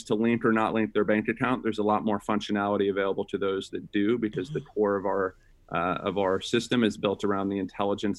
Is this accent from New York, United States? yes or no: no; Sacramento, California, United States; I grew up in Sacramento, California, with a single mom